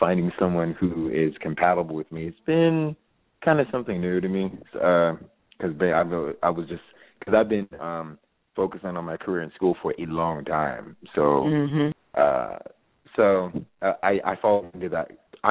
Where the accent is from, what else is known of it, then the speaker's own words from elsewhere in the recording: California, United States; I'm from California